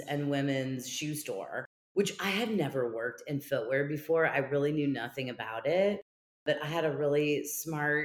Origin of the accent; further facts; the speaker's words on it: Kansas City, United States; moved away as an adult; also born or lived in Los Angeles; I ended up coming back to Kansas City, my hometown